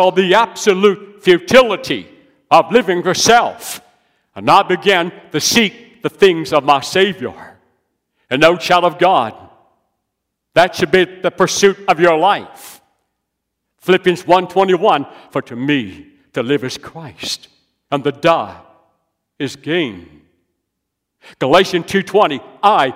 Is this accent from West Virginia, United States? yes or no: yes; West Virginia, United States; now in South Carolina, United States; I'm from West Virginia. I love West Virginia. I now live in South Carolina.